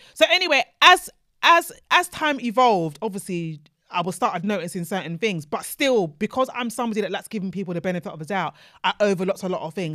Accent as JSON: {"language": "English", "country": "Nigeria", "said": "as a Nigerian"}